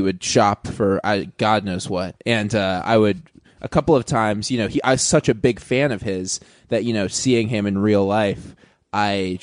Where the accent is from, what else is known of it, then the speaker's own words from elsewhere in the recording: Portland, Oregon, United States; also born or lived in Santa Monica, California; I was born in Santa Monica, grew up in Portland